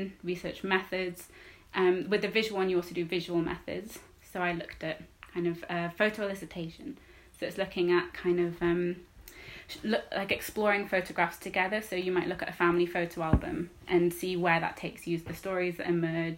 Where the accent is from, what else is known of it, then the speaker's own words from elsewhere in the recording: Wales, United Kingdom; I grew up in Wales